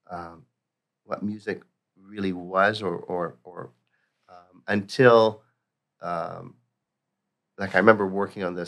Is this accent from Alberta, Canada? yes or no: no; Toronto, Ontario, Canada; I grew up in the north part of Toronto, North York